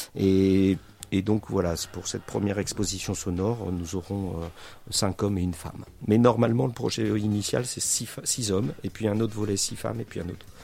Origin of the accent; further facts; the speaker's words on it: Charente, Nouvelle-Aquitaine, France; j'habite à membre depuis 1932 hein, et je suis né à Chara